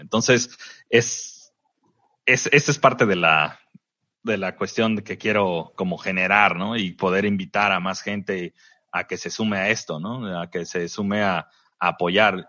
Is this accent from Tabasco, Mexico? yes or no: no; Veracruz, Mexico; now in Tijuana, Mexico; de Veracruz, que mi, mi tierra